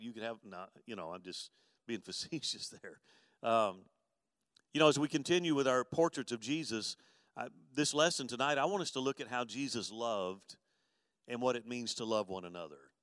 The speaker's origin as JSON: {"language": "English", "town": "Mobile", "region": "Alabama", "country": "United States", "tie": "born or raised there", "also_born_or_lived": "Dallas", "moved": "yes", "said": "I grew up in Mobile, and of course, I lived in I lived in West Mobile"}